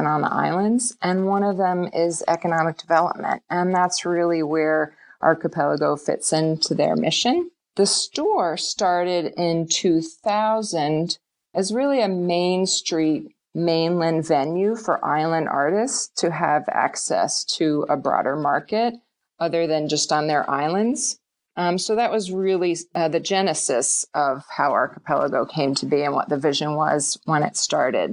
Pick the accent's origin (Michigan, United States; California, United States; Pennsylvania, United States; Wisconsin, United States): Pennsylvania, United States; Chatsford; moved away as an adult; now in Maine, United States; I grew up in Chatsford, Pennsylvania